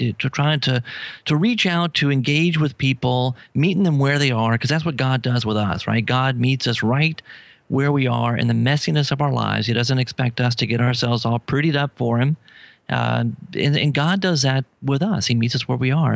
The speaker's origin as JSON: {"language": "English", "town": "New Orleans", "region": "Louisiana", "country": "United States", "said": "I'm from New Orleans"}